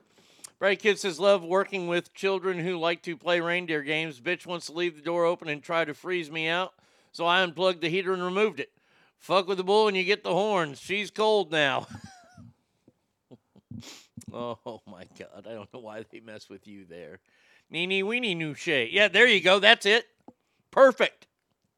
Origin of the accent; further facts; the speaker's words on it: Garland, Texas, United States; moved away; also born or lived in Reno; my hometown of Garland, Texas